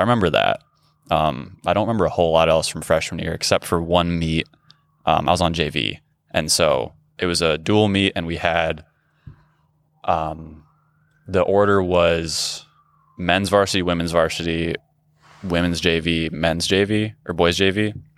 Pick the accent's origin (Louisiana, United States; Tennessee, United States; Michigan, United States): Michigan, United States; Grand Rapids; I grew up in Grand Rapids, Michigan